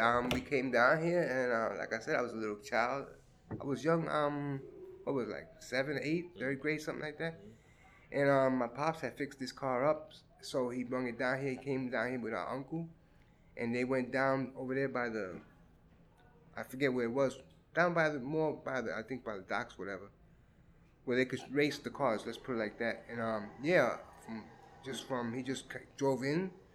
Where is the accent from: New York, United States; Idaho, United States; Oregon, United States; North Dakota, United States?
New York, United States; New York City; also born or lived in Red Hook, Brooklyn; since I grew up in Crown Heights, that's where I usually um, played